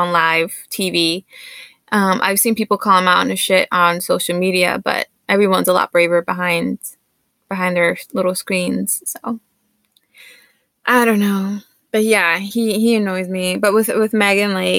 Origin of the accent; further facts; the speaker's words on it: New York City, New York, United States; moved away; when you're growing up in New York